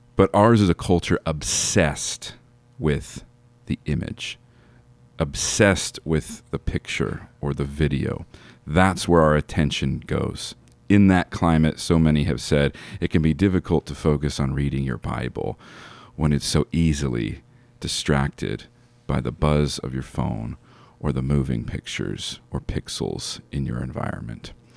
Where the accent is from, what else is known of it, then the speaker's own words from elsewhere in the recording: United States; as American Christians